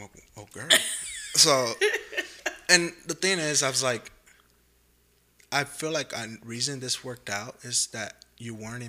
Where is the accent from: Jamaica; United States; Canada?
Jamaica; born there; but when people's like, where are you from? Jamaica. I'm like, because mm-hmm. I was born there. I'm not because my dad is Jamaican. I was literally born in the country.